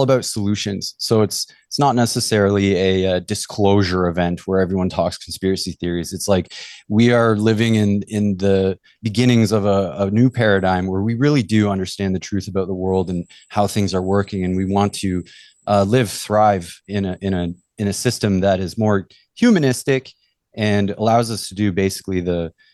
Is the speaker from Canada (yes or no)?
yes; Canada; moved away as an adult; now in Mexico; growing up in Canada. That's where I'm from